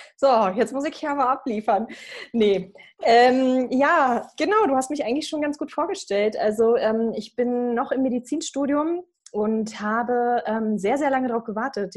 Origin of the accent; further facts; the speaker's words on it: Berlin, Germany; also born or lived in Croatia; Berlin angenommen worden, meiner Heimatstadt auch